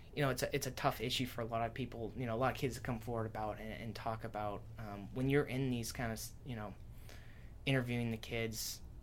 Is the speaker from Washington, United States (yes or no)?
yes; Washington, United States; that's where I'm from